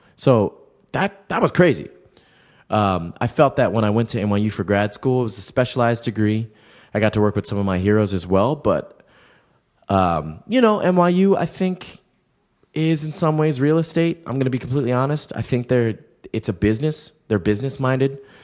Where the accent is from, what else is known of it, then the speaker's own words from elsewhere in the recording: Baltimore, Maryland, United States; moved away as an adult; now in New York, United States; growing up in Baltimore was interesting